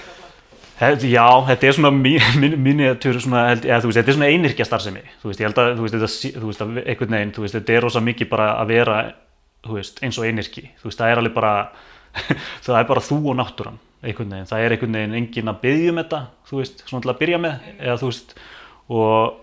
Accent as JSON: {"language": "Icelandic", "town": "Mosfellsbær", "region": "Capital Region", "country": "Iceland", "tie": "born or raised there", "said": "Ég er hérna bara born and bred hérna, mósesbæðingur"}